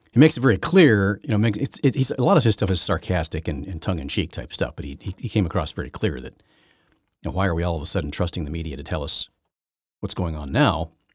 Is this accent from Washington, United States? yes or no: no; Syracuse, Indiana, United States; I grew up on Lake Wawasie and Lake Syracuse